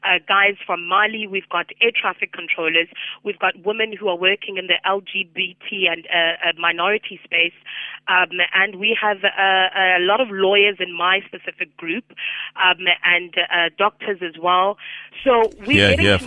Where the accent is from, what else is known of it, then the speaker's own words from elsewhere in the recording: South Africa; we as South African fellows